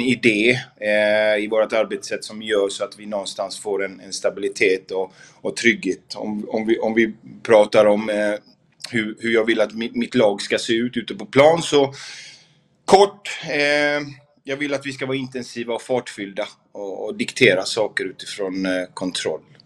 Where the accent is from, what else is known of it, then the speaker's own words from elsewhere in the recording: Gothenburg, Västra Götaland, Sweden; moved away as an adult; also born or lived in Malmö; har jag inte bott hemma i Göteborg på otroligt länge